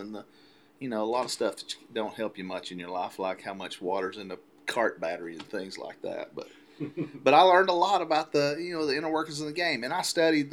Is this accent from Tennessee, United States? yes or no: yes; Chattanooga, Tennessee, United States; at Creek's Bend where I grew up in Chattanooga